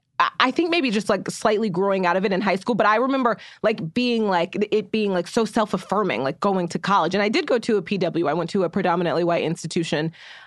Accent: Muskogee, Oklahoma, United States; I grew up in Muskogee, Oklahoma, which is a really white country town in Oklahoma.

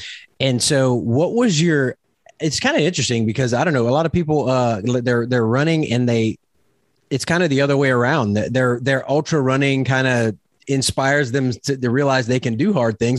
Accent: Louisiana, United States; now in Oklahoma, United States; I'm from Louisiana and I live in Oklahoma

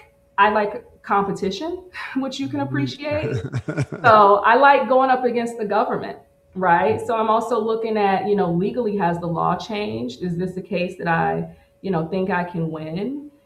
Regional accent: Midwest, United States; also born or lived in Missouri / Oklahoma; Yeah, so I grew up in the Midwest between Missouri and Oklahoma. I lived with my grandparents in Missouri until I was like, you know, 5 or 6.

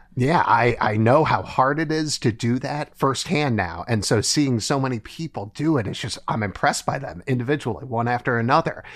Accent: Ohio, United States; born or raised there; moved away as an adult; now in New Haven, United States

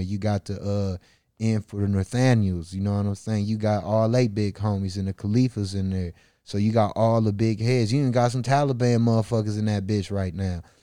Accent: Milwaukee, Wisconsin, United States; born or raised there

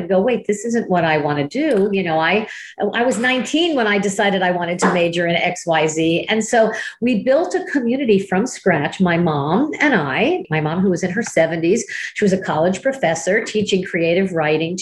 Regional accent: Miami, Florida, United States; I was from Miami

